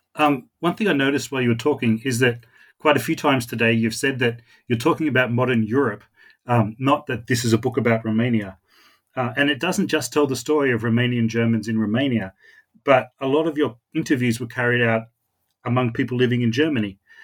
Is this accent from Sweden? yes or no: no; Australia; accent: Australian; my Australian accent